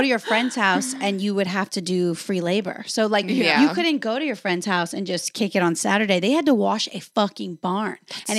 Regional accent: North Louisiana, United States; moved away; I was born in North Louisiana. Okay. I grew up in a dairy farm town.

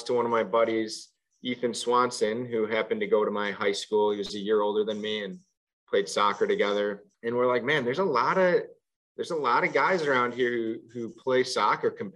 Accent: Orland Park, Illinois, United States; I grew up in the south suburbs of Chicago in Orland Park, Illinois

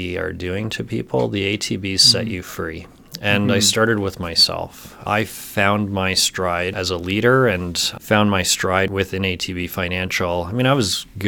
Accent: St. Albert, Alberta, Canada; also born or lived in Southern Ontario; I spent most of my time growing up in St. Albert, so just outside of Edmonton

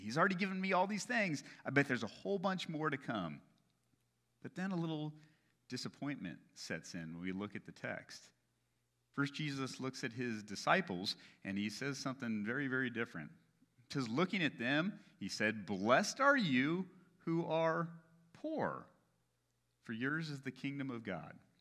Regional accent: United States; as Americans

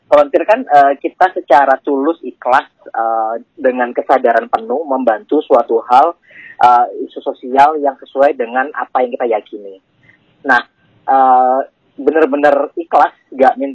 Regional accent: Malang, East Java, Indonesia; pertama kali mungkin pada saat SMP atau SMA awal ya itu ada di anak kampung aku di Malang ya okay. Nah, di Malang uh, ada Karang Taruna

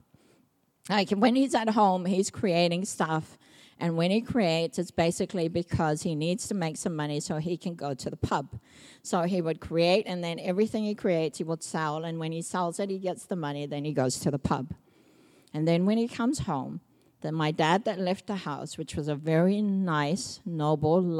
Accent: Samoa; now in New Zealand; I grew up in Samoa

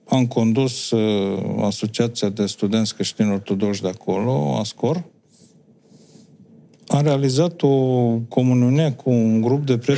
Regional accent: Romania; Pentru orice om e capitală, dar pentru noi cu atât mai mult. Noi uh, nu ne descurcăm în lumea asta, în lumea mare, să zicem, comunitatea europeană, cealaltă planetară, fără credința noastră.

